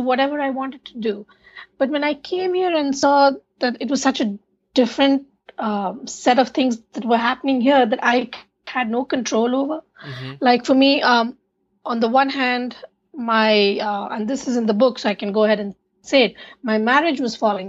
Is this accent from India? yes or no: yes; India; moved away as an adult; now in United States; I grew up in India with my grandparents